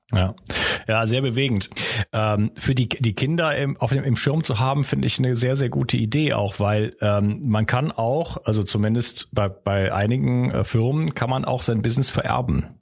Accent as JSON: {"language": "German", "town": "Wuppertal", "region": "North Rhine-Westphalia", "country": "Germany", "said": "da kommt unser Akzent wieder durch. Wir kommen übrigens aus derselben Stadt, wir beiden"}